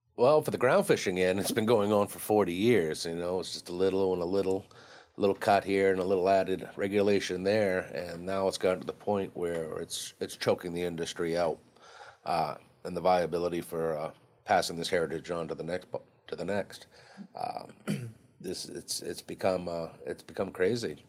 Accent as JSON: {"language": "English", "town": "Harpswell", "region": "Maine", "country": "United States", "said": "I'm from Harpswell, Maine"}